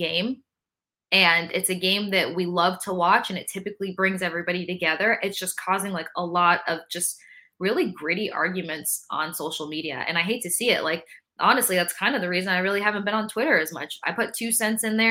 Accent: Tampa, Florida, United States; I grew up in Tampa

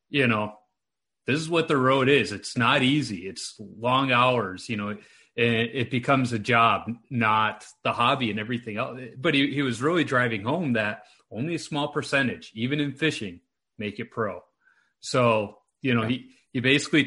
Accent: Chicago, Illinois, United States; moved away as an adult; now in Minnesota, United States; I live in Minnesota now, but I'm originally from Chicago.

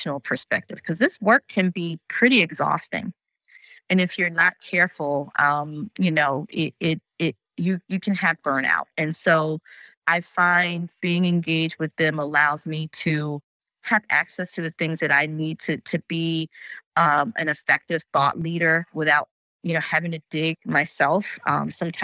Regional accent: New Jersey, United States; I'm from New Jersey

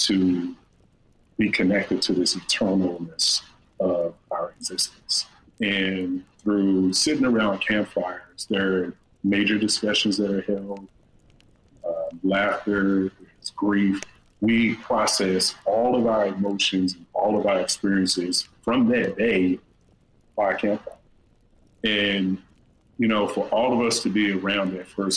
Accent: Horse Pasture, Virginia, United States; moved away; I grew up in Horse Pasture, Virginia, and ain't but two things there, horses and pastures

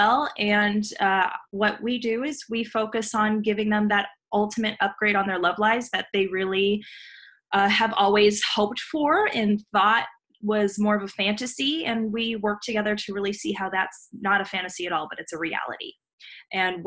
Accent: Los Angeles, California, United States; I was born and raised in Los Angeles, California

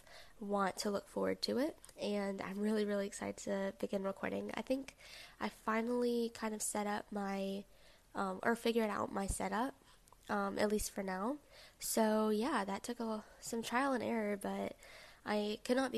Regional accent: the South, United States; I'm a 20-year-old college student from the South. Since I'm from the South

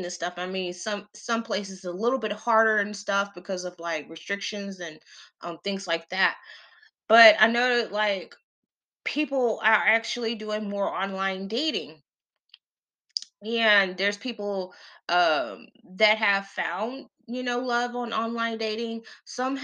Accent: the South, United States; I'm from the South, because we still had our big mamas

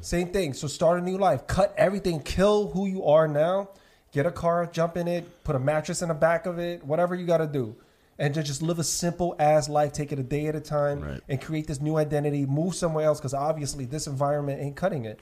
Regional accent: New York City, New York, United States; I'm born and raised in New York

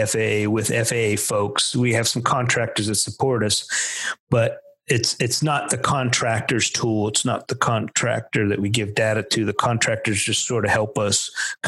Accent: Pennsylvania, United States; moved away; also born or lived in Chicago / Texas; I was really from Pennsylvania

